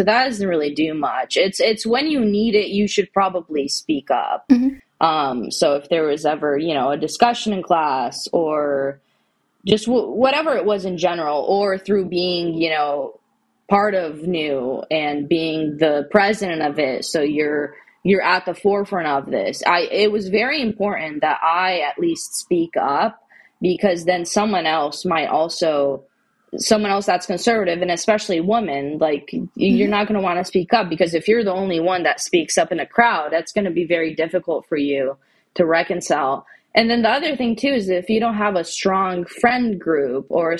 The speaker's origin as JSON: {"language": "English", "region": "California", "country": "United States", "said": "And so that's why I'm from California."}